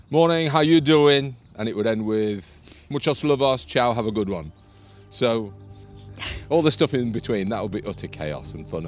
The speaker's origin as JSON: {"language": "English", "town": "Harrogate", "region": "Yorkshire and the Humber", "country": "United Kingdom", "tie": "born or raised there", "also_born_or_lived": "Essex / Spofforth / London", "moved": "yes", "lives_now": "Yarm, United Kingdom", "said": "I was born in Essex forever ago, hmm. and then grew up in Spofforth and Harrogate. So grew up oh, in okay. in Yorkshire."}